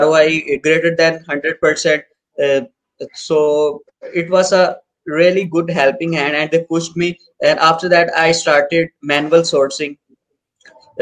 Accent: Pakistan; from Pakistan

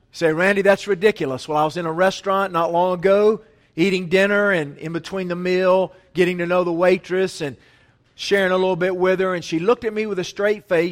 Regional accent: Asheville, North Carolina, United States; I was from Asheville

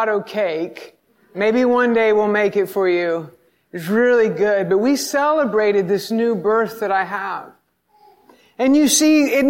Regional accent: the South, United States; I grew up in the South

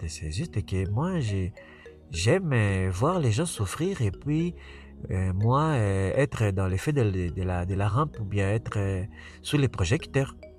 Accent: Quebec, Canada; also born or lived in Africa / United States; now in Montreal, Canada; je suis africain, mais je ne suis pas un africain qui a grandi en Afrique en fait. Moi j'ai grandi ici au Québec

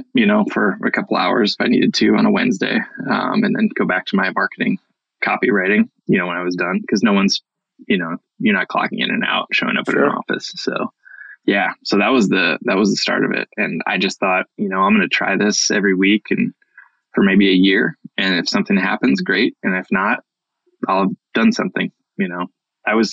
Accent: Iowa, United States; moved away as an adult; also born or lived in Montana; I moved west from the Midwest, from Iowa. I'd grown up in Iowa and discovered the mountains

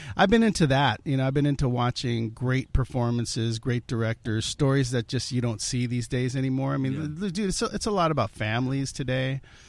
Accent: United States; my parents are immigrants. I was born here

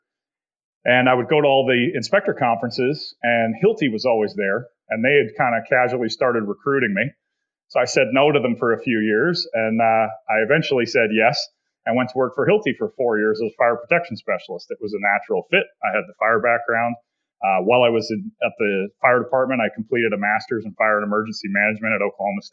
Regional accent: Canada; moved away as an adult; also born or lived in Slovakia; I grew up in Canada

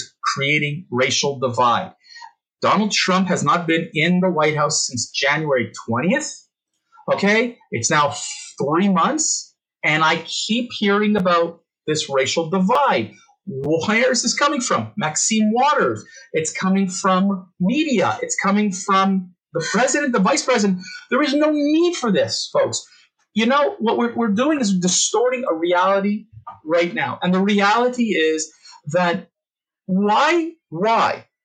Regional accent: Canada; as a Canadian

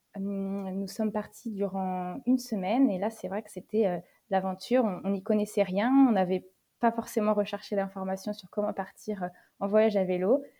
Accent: Niort, Nouvelle-Aquitaine, France; je suis originaire euh, de Niort, dans les Deux-Sèvres, à proximité de La Rochelle

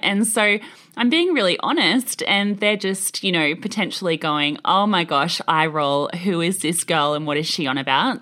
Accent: Australia; as an Australian

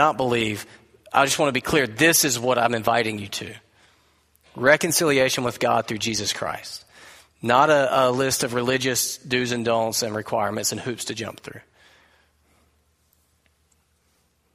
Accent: United States; as American people

